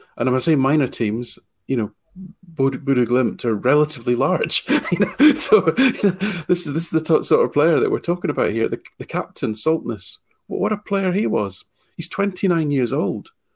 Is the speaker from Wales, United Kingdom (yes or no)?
no; Falkirk, Scotland, United Kingdom; gone back to my hometown, Team of Falkirk